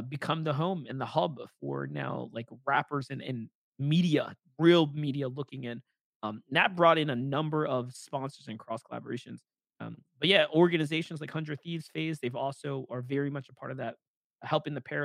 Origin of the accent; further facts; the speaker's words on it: New York, United States; being able to cast for my hometown